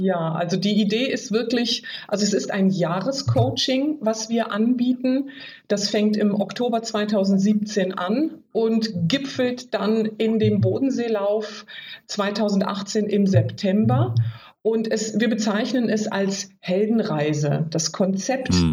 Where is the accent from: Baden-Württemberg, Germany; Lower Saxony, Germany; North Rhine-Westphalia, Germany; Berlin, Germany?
Lower Saxony, Germany; Oldenburg; moved away as an adult; komme aus Norddeutschland, ganz oben, mhm. Oldenburg, bin da aufgewachsen